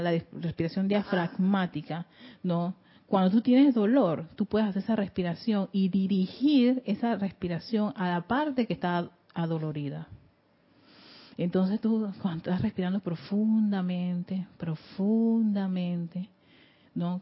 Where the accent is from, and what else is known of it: Panama